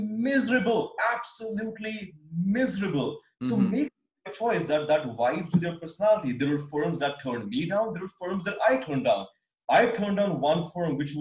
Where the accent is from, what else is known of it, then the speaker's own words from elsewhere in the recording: India; moved away as an adult; also born or lived in San Francisco, United States / London, United Kingdom; courtesy of being Indian